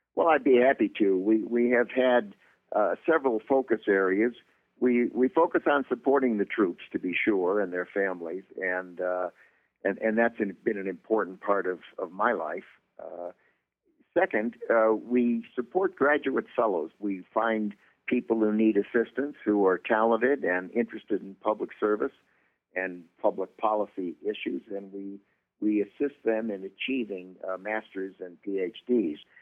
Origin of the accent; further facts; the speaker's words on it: Chicago, Illinois, United States; I'm from Chicago